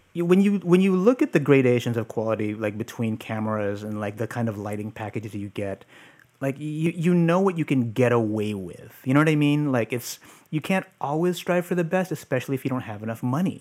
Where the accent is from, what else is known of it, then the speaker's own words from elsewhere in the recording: San Francisco, California, United States; I grew up here in San Francisco. Um, I'm actually living in the Mission where I grew up.